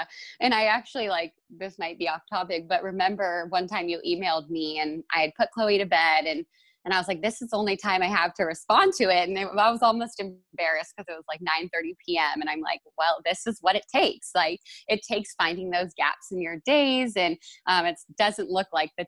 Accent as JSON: {"language": "English", "region": "Northern California", "country": "United States", "moved": "yes", "lives_now": "Kansas City, United States", "said": "I'm actually from Northern California"}